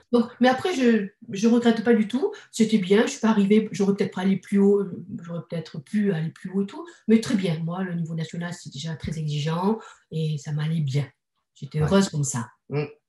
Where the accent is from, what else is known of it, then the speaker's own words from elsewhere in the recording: Bordeaux, Nouvelle-Aquitaine, France; now in Toulouse, France; De Bordeaux. Moi, je suis bordelaise.